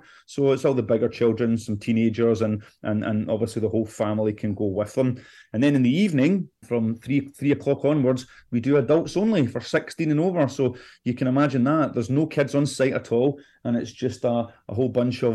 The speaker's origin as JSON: {"language": "English", "region": "Scotland", "country": "United Kingdom", "tie": "born or raised there", "moved": "yes", "said": "I'm originally from Scotland"}